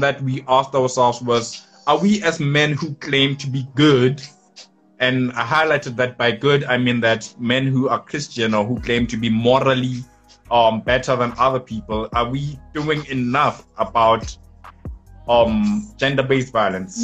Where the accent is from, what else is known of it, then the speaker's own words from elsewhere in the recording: township next to Polokwane, Limpopo, South Africa; from limpopo in a township called Filbahomu next to Polokwane